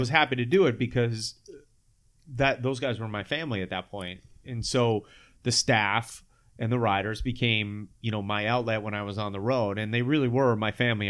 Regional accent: Sacramento, California, United States; I grew up here in Sacramento

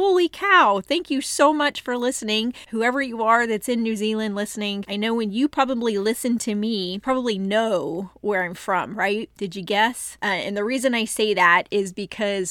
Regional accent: Texas, United States; I am from Texas

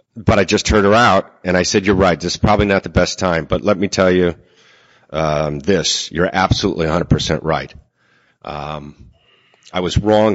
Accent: Seaford, New York, United States; I'm from Seaford, New York.

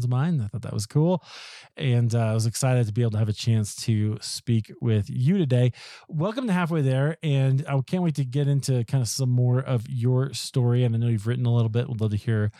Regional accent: Iowa, United States; I'm from Iowa

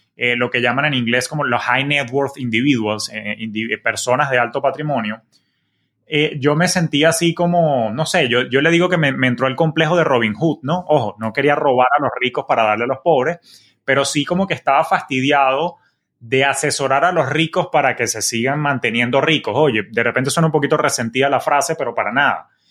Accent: Venezuela; moved away as an adult; now in Miami, United States; yo soy oriundo de Venezuela

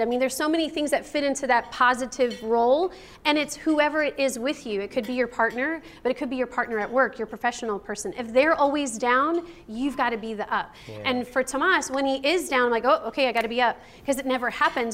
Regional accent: Chicago, Illinois, United States; now in San Antonio, United States; I was from Chicago, and I'm actually Italian

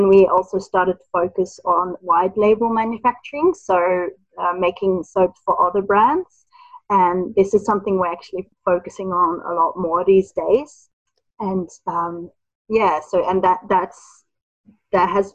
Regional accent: Netherlands; moved away; I'm originally from the Netherlands

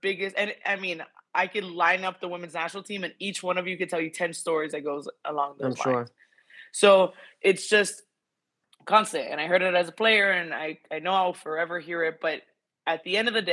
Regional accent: Miami, Florida, United States; I grew up in Miami, Florida

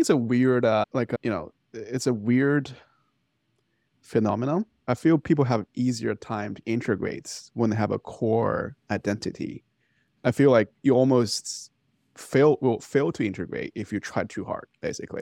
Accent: China; moved away as an adult; now in Boston, United States; born and raised in China

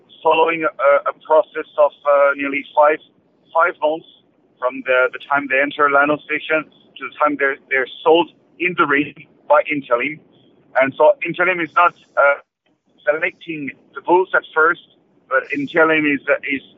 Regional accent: Charolais region, Bourgogne-Franche-Comté, France; English is a second language; now in Limousin, France; I'm not from the Limoges region. I'm coming from further north, from the Charolais region

